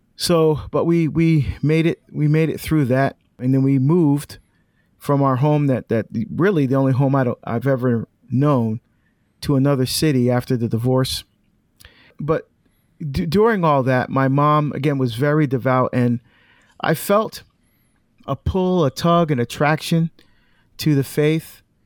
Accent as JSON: {"language": "English", "region": "New Jersey", "country": "United States", "tie": "born or raised there", "also_born_or_lived": "Barbados", "said": "We immigrated to the United States when I was about three years old to, uh, New Jersey. And that's where, uh, that's where we grew up."}